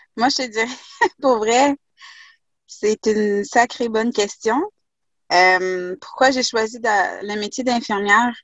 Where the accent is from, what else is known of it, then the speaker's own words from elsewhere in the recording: Quebec, Canada; also born or lived in Haiti / Kuujjuaq / Asbestos; pour avoir vécu dans le Grand Nord québécois à Coudjouac, là, avec les Inuits